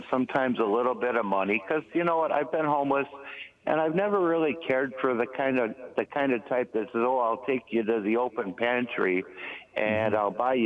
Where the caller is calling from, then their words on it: Milwaukee, Wisconsin, United States; I'm calling from Milwaukee